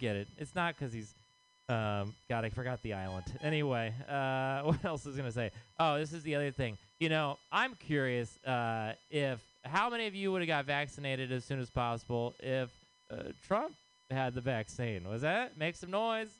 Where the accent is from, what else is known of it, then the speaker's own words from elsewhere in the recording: Texas, United States; now in San Francisco, United States; I am from Texas